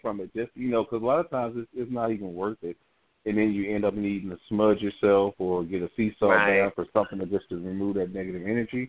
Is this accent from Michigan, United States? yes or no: yes; Detroit, Michigan, United States; I'm from Detroit.